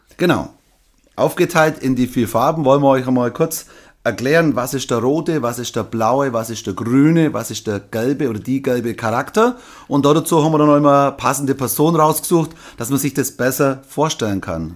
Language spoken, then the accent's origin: German; Nördlingen, Bavaria, Germany; Nördlingen, Deutschland, Bayern, Schwaben, Donauries, Nördlingen